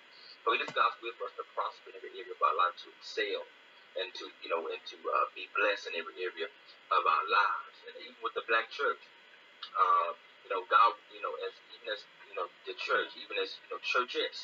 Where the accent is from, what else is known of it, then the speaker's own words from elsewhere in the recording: Greenville, Mississippi, United States; I'm from Greenville, Mississippi.